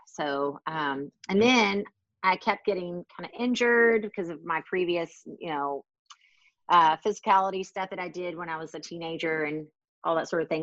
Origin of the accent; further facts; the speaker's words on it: Baton Rouge, Louisiana, United States; now in Washington, DC, United States; I'm from Baton Rouge, Louisiana.